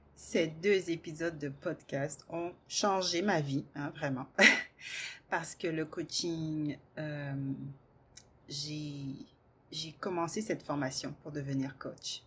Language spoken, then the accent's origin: French; Guadeloupe, France; moved away as an adult; also born or lived in Metropolitan France; Je suis partie à l'âge de 18 ans faire mes études en France, puisque je viens de la Guadeloupe